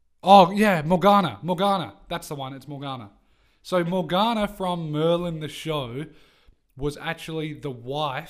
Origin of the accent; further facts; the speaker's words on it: England, United Kingdom; we're English.